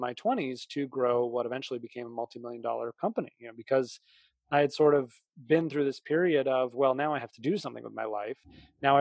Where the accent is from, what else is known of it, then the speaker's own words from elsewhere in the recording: outside of Boston, Massachusetts, United States; I grew up outside of Boston.